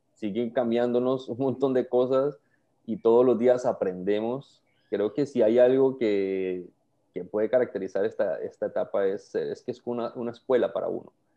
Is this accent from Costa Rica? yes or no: yes; Costa Rica; now in Panama; Soy costarricense, pero vivo en Panamá hace, hace bastantes años, como unos 15 años aproximadamente.